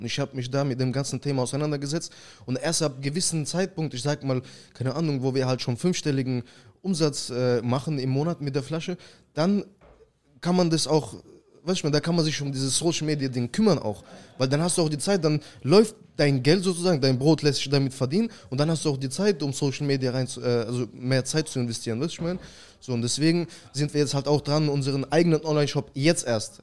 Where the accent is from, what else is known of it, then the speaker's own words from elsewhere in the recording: Saint Petersburg, Russia; now in Germany; ich komme ursprünglich aus Russland, St. Petersburg. 2004 sind wir mit der ganzen Familie nach Deutschland gezogen.